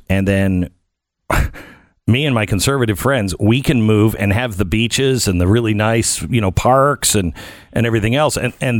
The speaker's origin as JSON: {"language": "English", "region": "Pacific Northwest", "country": "United States", "tie": "born or raised there", "moved": "yes", "said": "I grew up in the Pacific Northwest."}